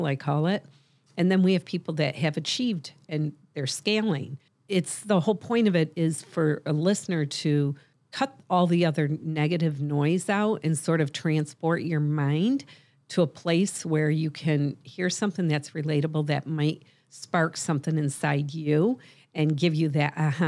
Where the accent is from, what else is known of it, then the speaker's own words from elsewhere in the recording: Michigan, United States; I'm a serial entrepreneur, a life coach, and the founder of The Nooner Show, and I'm also from Michigan.